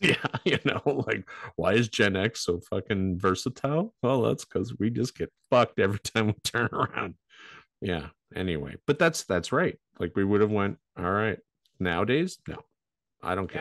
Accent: Canada; we're Canadian.

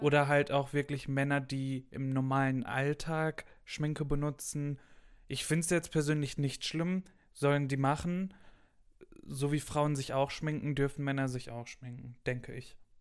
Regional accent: Gelsenkirchen, North Rhine-Westphalia, Germany; moved away; ich komme aus dem Westen, mitten aus dem Ruhrpott aus Gelsenkirchen

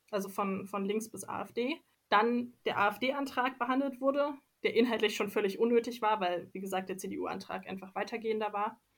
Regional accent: Leipzig, Saxony, Germany; dass ich Politik im ländlichen Raum mache oder in einem doch anders politisch dominierten Raum als in meiner Heimatstadt Leipzig

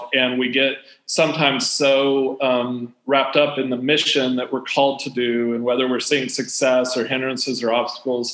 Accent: United States; moved away; when I was growing up in the States

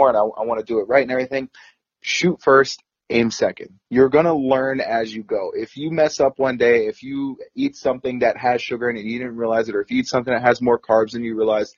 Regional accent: East Coast, United States; I'm from the East Coast

